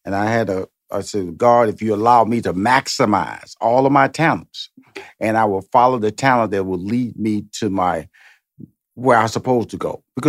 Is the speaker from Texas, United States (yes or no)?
yes; Houston, Texas, United States; now in Atlanta, United States; And presently I've been in Atlanta since 2007. So it's about 15 years here. But I'm originally from Houston, Texas.